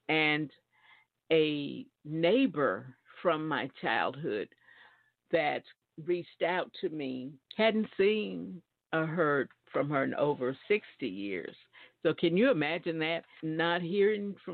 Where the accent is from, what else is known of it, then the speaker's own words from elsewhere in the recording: Alabama, United States; now in New Jersey, United States; I live in New Jersey. I'm from Alabama.